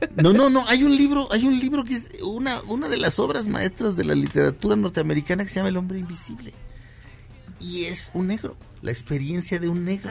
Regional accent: Mexico; Le digo, "Mexicano."

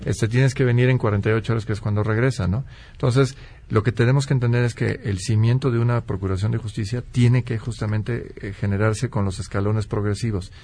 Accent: Mexico; como mexicano

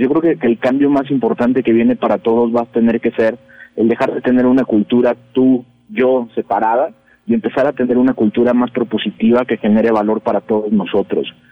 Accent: Mexico; como mexicanos, dentro de este país, de este entorno

